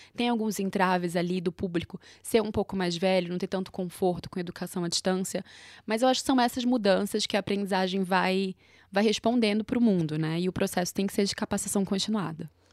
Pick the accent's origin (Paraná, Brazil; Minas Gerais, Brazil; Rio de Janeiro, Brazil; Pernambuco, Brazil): Pernambuco, Brazil; Recife; moved away as an adult; now in São Paulo, Brazil; sou de Recife, moro em São Paulo há três anos